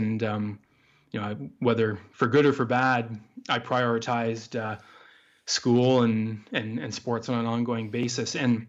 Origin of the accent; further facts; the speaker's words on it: Douglas, Ontario, Canada; I grew up in Eastern Canada in the province of Ontario in a pretty rural area. The closest town, I would have to say. Village, which we weren't even in. We were out on a farm outside this town or village. It's called Douglas, Ontario.